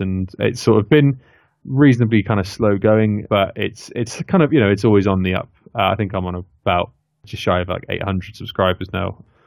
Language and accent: English; near Oxford, South East England, United Kingdom; moved away as an adult; now in Leamington Spa, United Kingdom; I grew up sort of near Oxford